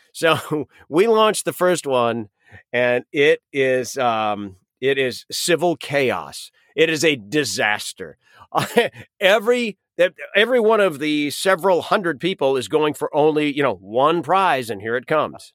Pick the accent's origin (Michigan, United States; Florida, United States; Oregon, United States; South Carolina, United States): Michigan, United States; Western; moved away as an adult; we're from Western Michigan